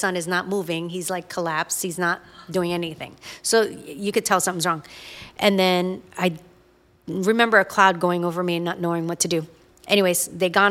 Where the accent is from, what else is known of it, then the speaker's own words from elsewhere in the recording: Virginia Beach, Virginia, United States; we're from Virginia Beach